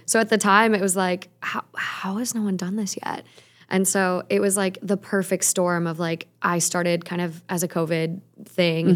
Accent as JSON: {"language": "English", "region": "Minnesota", "country": "United States", "moved": "yes", "lives_now": "Los Angeles, United States", "said": "I'm from Minnesota"}